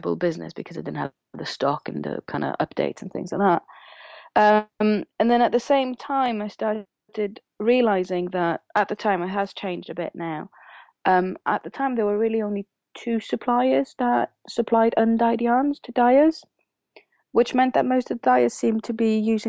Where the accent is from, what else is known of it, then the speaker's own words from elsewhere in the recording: Sweden; now in Wales, United Kingdom; I grew up in Sweden. And I have, through various stops in Europe, found my way to Wales.